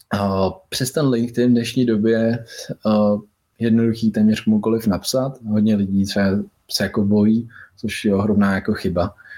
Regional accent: Czechia; Byl jsem první Čech

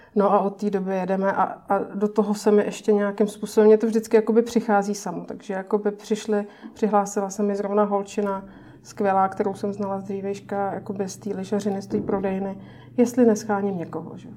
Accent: Pardubice, Pardubice Region, Czechia; now in Prague, Czech Republic; já pocházím z Pardubic

